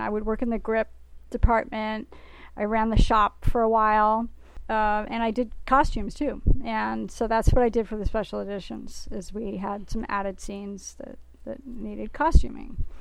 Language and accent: English; New York City, New York, United States; now in Bay Area, United States; I'm from New York City.